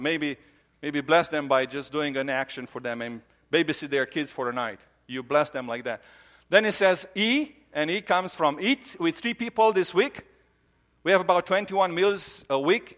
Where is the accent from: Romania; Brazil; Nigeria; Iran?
Romania; moved away; I grew up in Romania